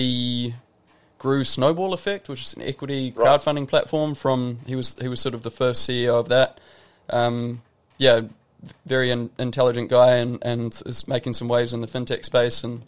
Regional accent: Wairarapa, Wellington, New Zealand; I grew up in New Zealand

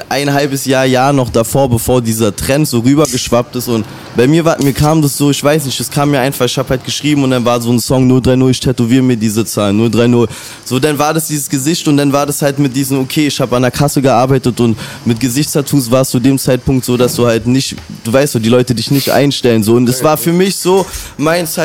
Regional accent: Berlin, Germany; ich bin groß geworden in Reinickendorf und ähm, also in keinem reichen Verhältnis oder so.

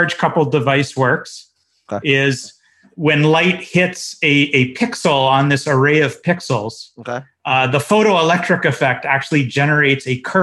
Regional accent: Toronto, Ontario, Canada; moved away as an adult; now in Philippines; I grew up in Toronto

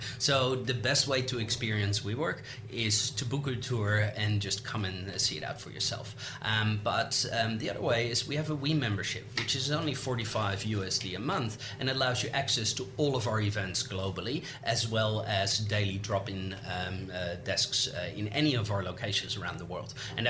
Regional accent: Netherlands; English is a second language; now in Australia; when I moved to Australia from the Netherlands, that was 9 years ago, and I didn't know a single soul.

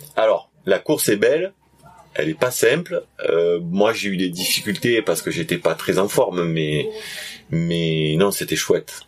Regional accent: south of France, France; accent: southern French; also born or lived in Réunion; je viens du sud de la France comme euh, on peut l'entendre, je pense à mon accent.

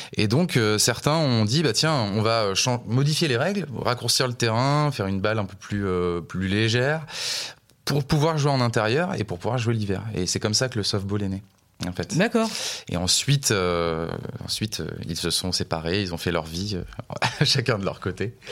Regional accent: La Rochelle, Nouvelle-Aquitaine, France; moved away as an adult; also born or lived in Montpellier; je suis originaire de La Rochelle et j'ai déménagé à Montpellier pour faire des études

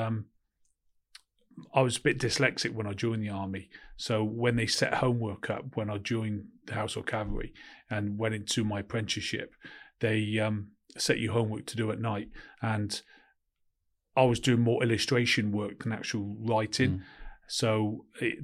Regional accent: Cheltenham, South West England, United Kingdom; I was born in Cheltenham in Gloucestershire and I was sort of, there's no job prospects in Cheltenham at all as well

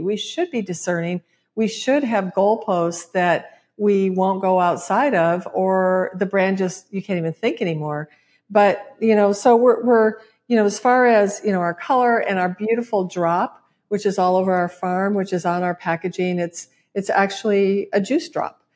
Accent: Michigan, United States; moved away; my home state, Michigan

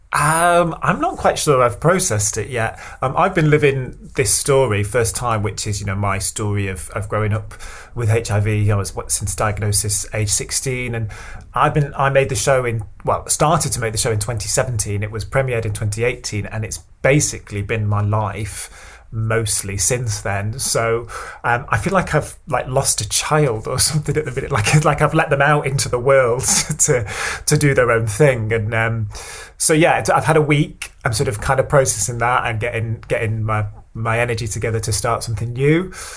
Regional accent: Stockport, North West England, United Kingdom; also born or lived in Cheadle; I was uh, growing up in Stockport

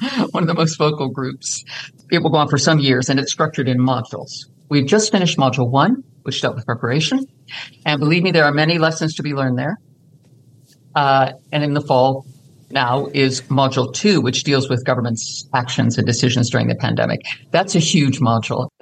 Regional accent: United States; moved away as an adult; now in United Kingdom; I'm an American, but I've lived in the UK for the last 10,000 years

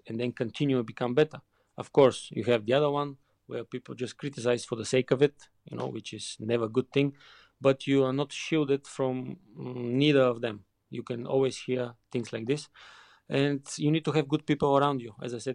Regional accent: Bulgaria; English is a second language; moved away as an adult; also born or lived in Leverkusen, Germany / England; growing up in Bulgaria

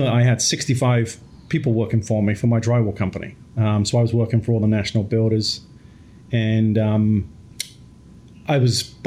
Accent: England, United Kingdom; moved away; I grew up in England, single mom, three boys

